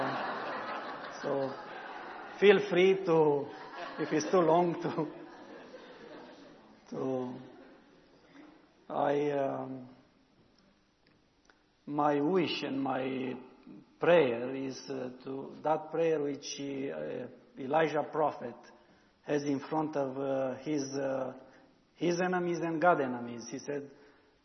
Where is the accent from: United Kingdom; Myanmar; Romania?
Romania; first language Romanian; English is a second language